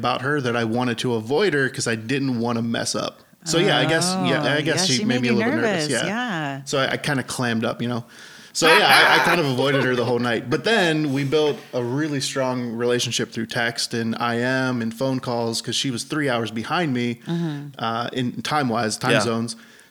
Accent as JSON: {"language": "English", "town": "Pittsburgh", "region": "Pennsylvania", "country": "United States", "moved": "yes", "lives_now": "California, United States", "said": "I'm from Pittsburgh."}